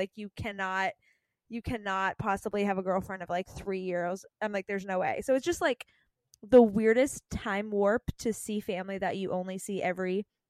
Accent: Canada; So for those listening and don't know me, I am Canadian.

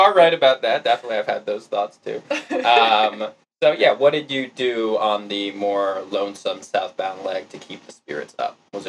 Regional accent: New York, United States; It's my home state.

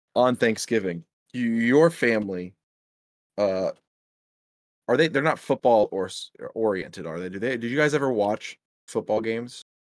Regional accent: Midwest, United States; I'm a Midwesterner

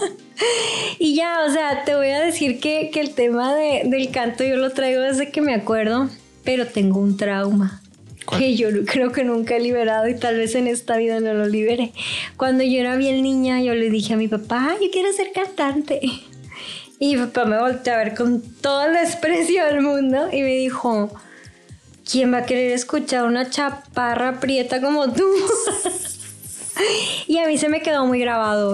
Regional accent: Mexico; also born or lived in Mexico City; yo sí soy mexicano

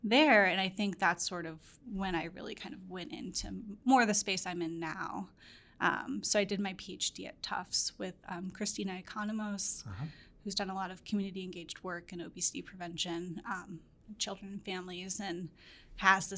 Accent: St. Louis, Missouri, United States; moved away as an adult; also born or lived in Minnesota; I'm from St. Louis

